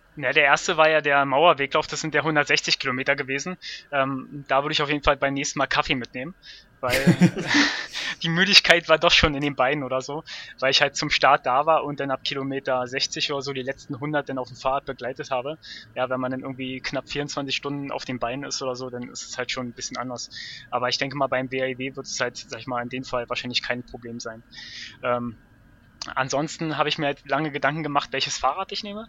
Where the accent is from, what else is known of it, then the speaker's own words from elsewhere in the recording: Berlin, Germany; bin aus Berlin